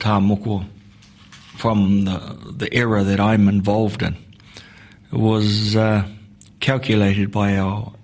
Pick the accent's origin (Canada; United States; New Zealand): New Zealand; Te Tai Rawhiti, Gisborne; I come from the Te Tai Rawhiti, and from the tribal groups of Ngāti Porou